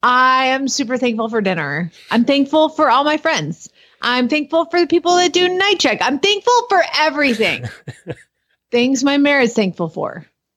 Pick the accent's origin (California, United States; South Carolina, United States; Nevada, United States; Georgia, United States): Georgia, United States; Atlanta; now in Norman, United States; my hometown, Glenn. Where is that? Atlanta, Georgia.